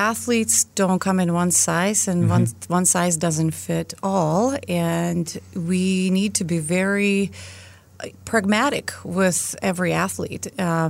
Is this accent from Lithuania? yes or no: yes; Lithuania; accent: Lithuanian; English is a second language; well, I hear your accent because I'm not from the United States. So, of course, they can hear my Lithuanian accent.